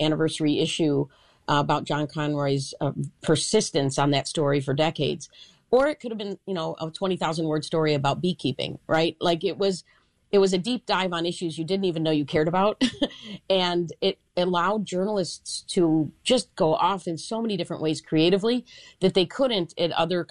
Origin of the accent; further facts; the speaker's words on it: Chicago, Illinois, United States; I am a Chicagoan, born and raised